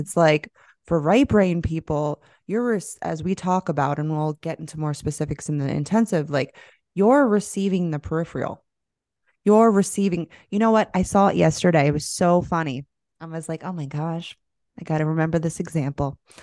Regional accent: Florida, United States; moved away; I'm literally from Florida. I lived there

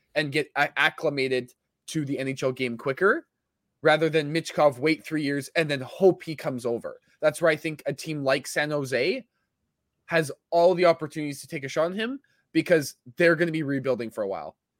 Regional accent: Winnipeg, Manitoba, Canada; my hometown

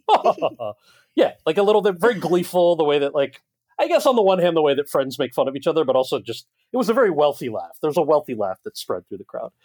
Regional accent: New Jersey, United States; this American kid who grew up in New Jersey

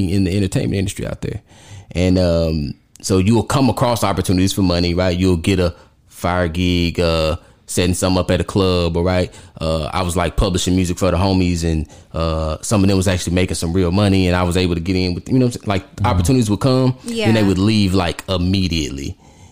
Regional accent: Texarkana, Texas, United States; born or raised there; moved away as an adult; also born or lived in Arkansas / Atlanta, Georgia; now in Dallas, United States

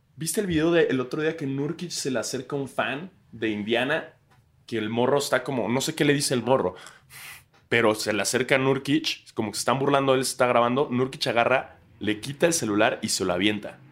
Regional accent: Mexico; moved away; soy mexicano

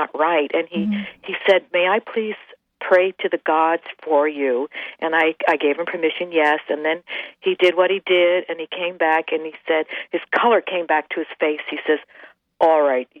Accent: New York City, New York, United States; accent: Brooklyn; moved away as an adult; now in Seattle, United States; You haven't heard my accent yet. I'm living in Seattle 35 years, and I still have my Brooklyn accent.

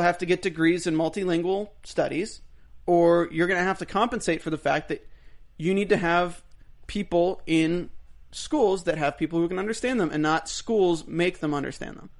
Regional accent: United States; We're American citizens

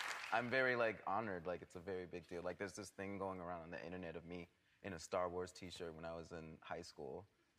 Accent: Atlanta, Georgia, United States; kind of growing up in Atlanta.

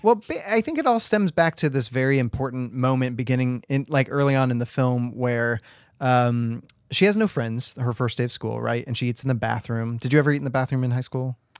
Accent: Washington, United States; I grew up in Washington, and Washington was this place where, like, legal age was technically sixteen

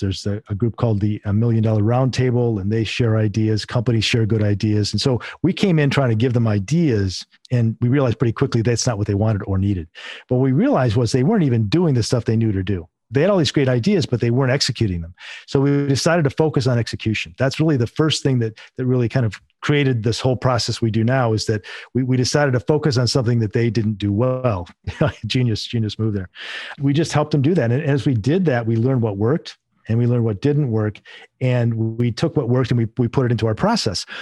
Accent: Northern Michigan, United States; I'm originally from Michigan, and I was in Northern Michigan, grew up and raised there

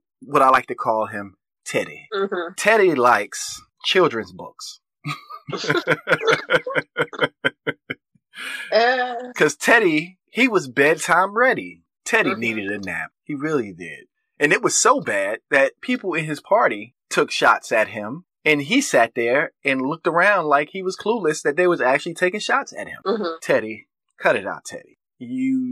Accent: United States; we are as American citizens

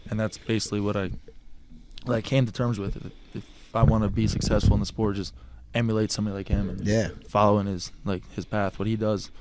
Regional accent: Lacey, New Jersey, United States; also born or lived in Florida; I've been in Lacey now for basically ever. I was born in Florida.

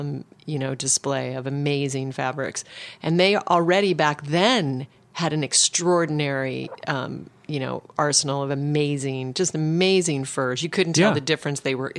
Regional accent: Alaska, United States; moved away; I come from Alaska, so my dad was a hunter. So I grew up in a very sort of extreme environment for a yogi

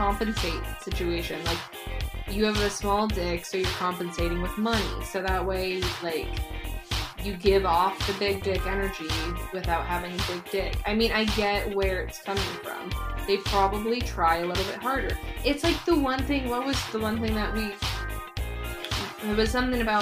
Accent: Arizona, United States; being born and raised in Arizona

